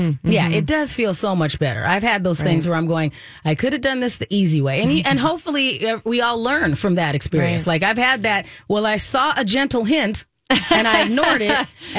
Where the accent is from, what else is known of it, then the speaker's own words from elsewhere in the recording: Minnesota, United States; I do believe as Minnesotan, especially Minnesota parents, we're hitting that stride where you're just busy